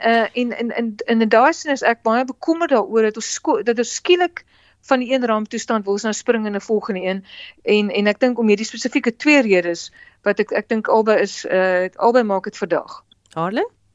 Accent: South Africa; ons as Suid-Afrikaners

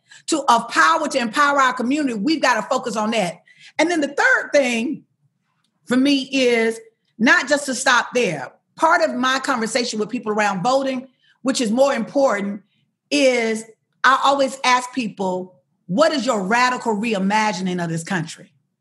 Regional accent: Alabama, United States; I'm from Alabama

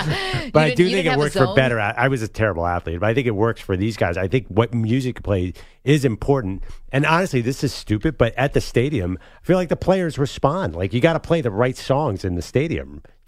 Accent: Philadelphia, Pennsylvania, United States; I'm from Philadelphia

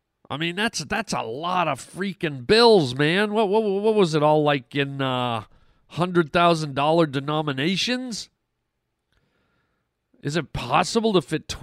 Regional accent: Canada; moved away; I've lived in those cold climes, my friends. I grew up in Canada.

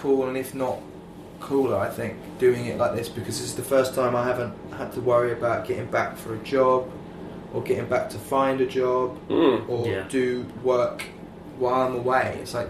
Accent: United Kingdom; because I'm British.

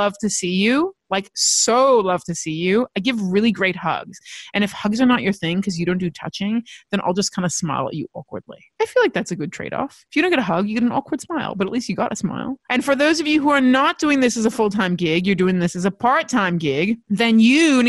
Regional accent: United States; now in Australia; I grew up in America

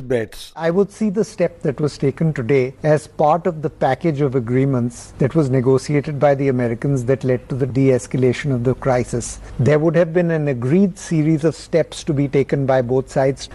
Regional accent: India; as an Indian

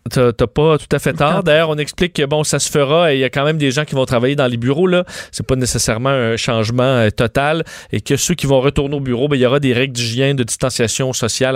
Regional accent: Quebec City, Quebec, Canada; now in Montreal, Canada; je suis un gars de Québec

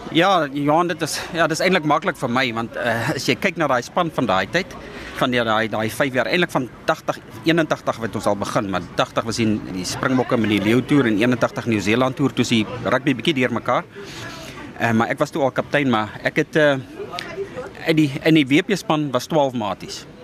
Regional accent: South Africa; ons as Suid-Afrikaners

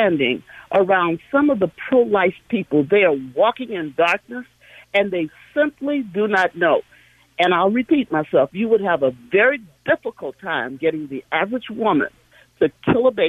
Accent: St. Louis, Missouri, United States; I'm from St. Louis, Missouri, where the Dred Scott decision was heard

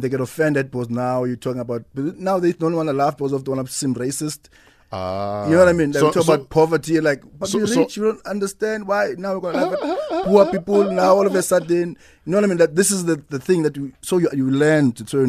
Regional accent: Eastern Cape, South Africa; now in Cape Town, South Africa; I was born in Cape Town.

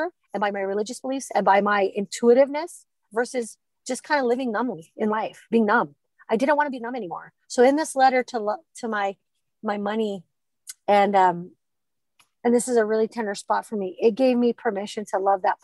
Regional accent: Hawaii, United States; growing up in Hawaii

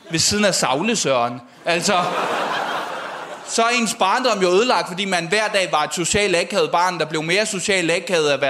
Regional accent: Odense, Southern Denmark, Denmark; Jeg er fra Odense, Odense Midtby, den fine del af Odense.

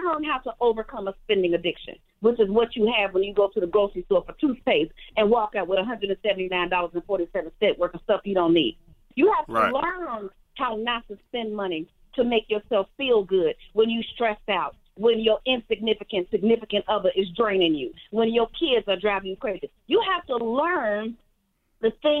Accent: Chicago, Illinois, United States; I was born and raised in Chicago

